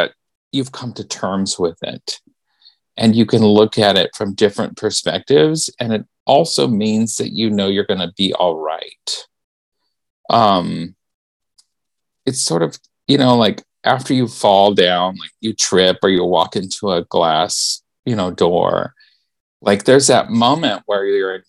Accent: Memphis, Tennessee, United States; I was born in Memphis

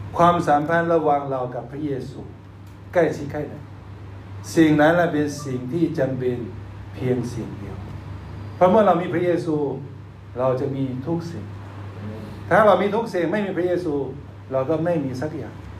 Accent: China; ตอนเด็กๆผมเปิดหน้าต่างอยู่ประเทศจีนก็เห็นหิมะเต็ม

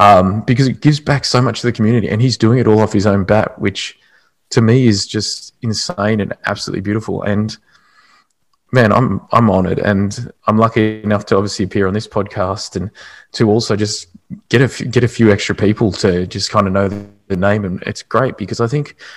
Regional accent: Australia; being Australian as well

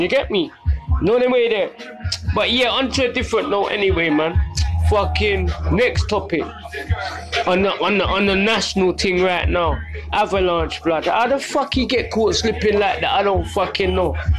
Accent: London, United Kingdom; now in Southend, United Kingdom; I grew up in Brixton in the 70s. 80s, 90s

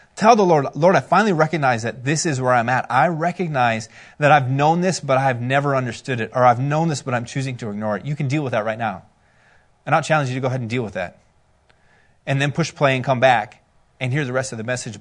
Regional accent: Minnesota, United States; we're from Minnesota

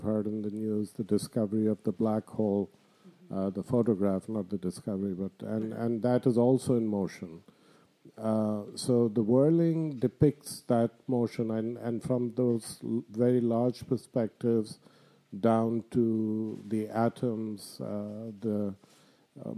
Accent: Bangladesh; moved away as an adult; also born or lived in Abu Dhabi, United Arab Emirates; now in Canada; I'm from Bangladesh

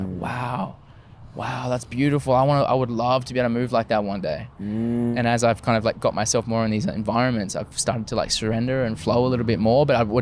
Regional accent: Australia; growing up in Australia

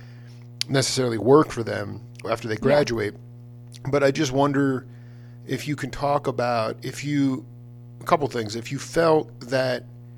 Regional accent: Stony Brook, New York, United States; I'm a Long Island cat. I grew up there. I mean, I grew up in Stony mm-hmm. Brook

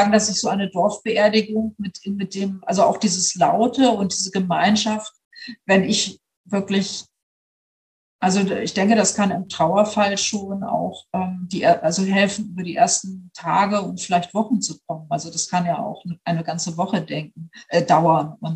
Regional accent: Bremen, Germany; ich komme ja nun aus Bremen, ich lebe in Bremen

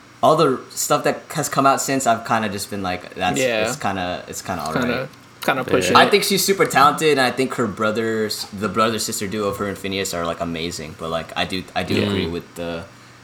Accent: North Texas, United States; we're from North Texas

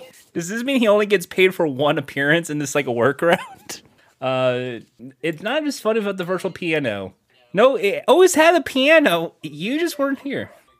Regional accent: New York, United States; You know, he represents New York. I'm from New York. You know, I used to see in the Heights.

